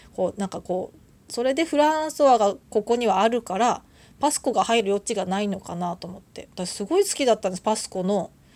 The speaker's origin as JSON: {"language": "Japanese", "region": "Tohoku", "country": "Japan", "tie": "born or raised there", "also_born_or_lived": "Tokyo", "moved": "as an adult", "lives_now": "Kyushu, Japan", "said": "私もともと東北の出身ででその後東京に大学で出てきて"}